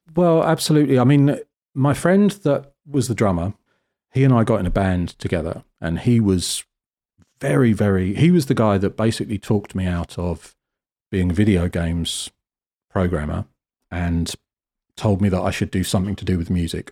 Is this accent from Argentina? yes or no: no; Cornwall, South West England, United Kingdom; moved away; I grew up in Cornwall, which is, uh, the very sort of southwest bottom edge of the country.